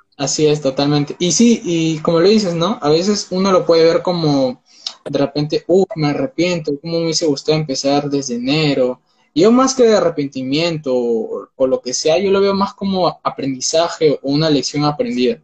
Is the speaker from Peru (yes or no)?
yes; Peru; tengo 19 años, soy de Perú